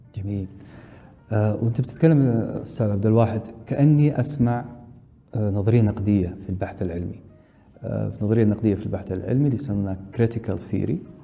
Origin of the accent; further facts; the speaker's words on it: Saudi Arabia; عندنا في السعودية